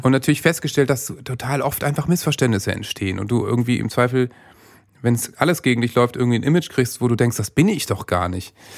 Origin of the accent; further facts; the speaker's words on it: Worpswede, Lower Saxony, Germany; moved away as an adult; also born or lived in Bremen; ich bin in Bremen geboren, weil in Worpswede gibt es nicht mal ein Krankenhaus. Ja. Aber bin natürlich in Worpswede aufgewachsen und bin da äh, mit 20 weggezogen